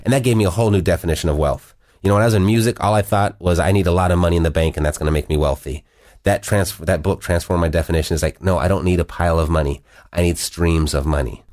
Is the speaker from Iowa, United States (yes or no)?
no; Southern California, United States; I was born and raised in Southern California